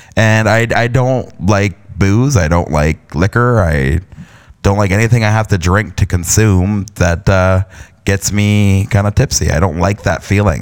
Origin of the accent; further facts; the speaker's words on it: London, Ontario, Canada; also born or lived in Stratford, Ontario; I was born and raised in Canada, in a province of Ontario, and London, Ontario